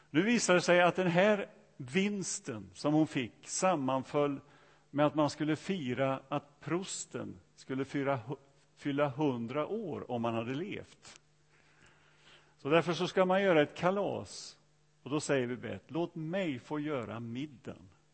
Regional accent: Sweden; öarna där jag kommer ifrån

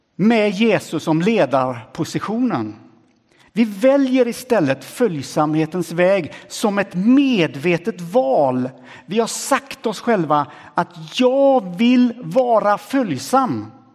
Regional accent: Sweden; kommer jag från Sverige Ganska ung och sprättig.

